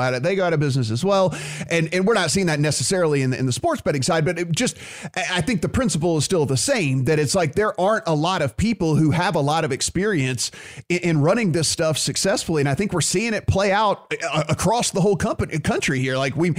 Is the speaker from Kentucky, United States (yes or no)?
no; Louisiana, United States; my friends listening in my home state